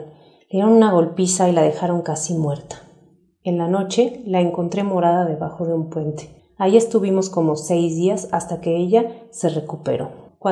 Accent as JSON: {"language": "Spanish", "country": "Honduras", "moved": "as an adult", "said": "mejor me fui de Honduras. Iba a traer a mis hijos más pequeños, pero no podía sacarlos del país."}